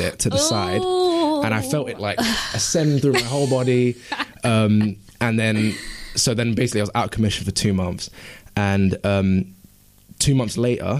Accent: London, United Kingdom; born and raised in Walthamstow, East London

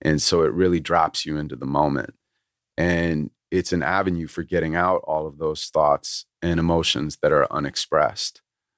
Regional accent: Santa Monica, California, United States; That's literally where I'm from.

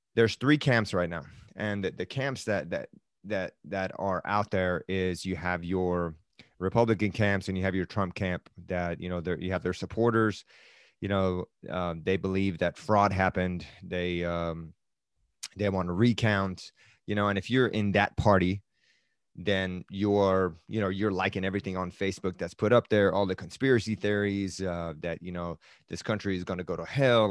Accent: Tehran, Tehran Province, Iran; moved away; I am originally from Iran and I was born in Tehran.

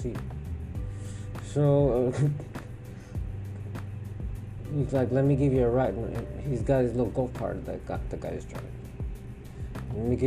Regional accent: Houston, Texas, United States; I'm from Houston

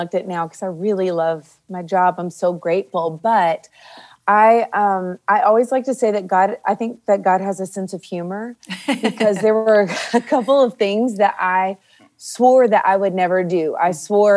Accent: Nashville, Tennessee, United States; I grew up here in Nashville.

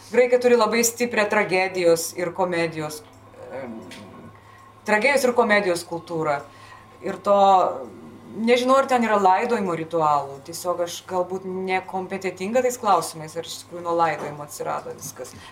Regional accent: Lithuania; Galbūt mes lietuviai kažkur tai truputėlį pamiršom, kad mes Dionizai irgi esam.

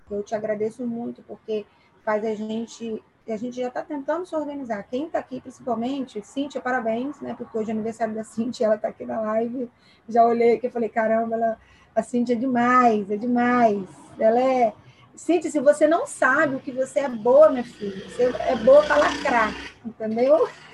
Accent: Aracruz, Espírito Santo, Brazil; moved away; eu sou natural de Aracruz, ah, de onde? É de Barra do Riacho

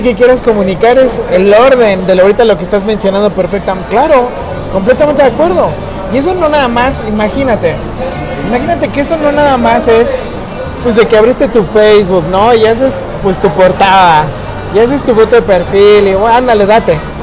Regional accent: Mexico; somos mexicanos

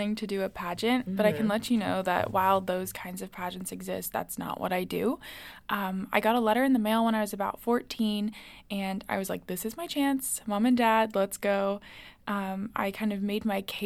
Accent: Florida, United States; moved away as an adult; now in Washington, D.C., United States; I'm a sophomore here at American University, and I'm from Florida

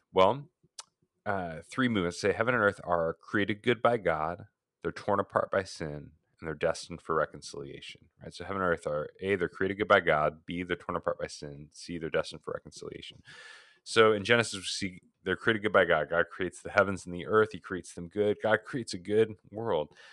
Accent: Oregon, United States; moved away as an adult; also born or lived in Portland, Oregon; now in Phoenix, United States; fifteen of those years in my home state of Oregon

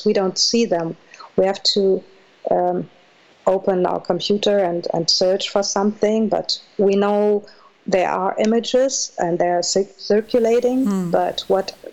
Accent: Minden, North Rhine-Westphalia, Germany; English is a second language; moved away as an adult; also born or lived in Moscow, Russia / Leipzig, Germany; Yes, I grew up in Minden-Westfalen, which is close to Hanover, and I came there from Moscow with my mom.

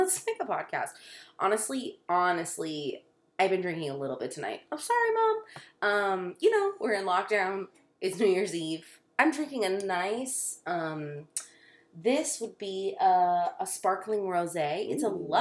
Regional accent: Florida, United States; also born or lived in Dallas area, Texas; It's our homeland

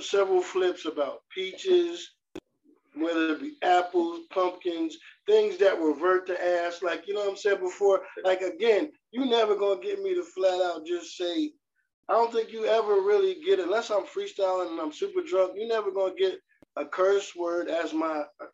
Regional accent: Trenton, New Jersey, United States; also born or lived in North Carolina; now in Las Vegas, United States; I'm from Trenton, New Jersey

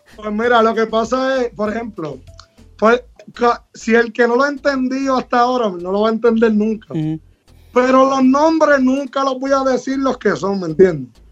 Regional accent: Puerto Rico; somos de acá, soy de acá de Calle

